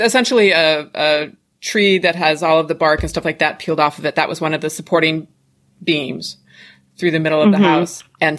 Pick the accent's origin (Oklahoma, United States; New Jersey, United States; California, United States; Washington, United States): Washington, United States; now in Los Angeles, United States; I was born and raised up in Washington State, up in the Eastern Cascade Mountains.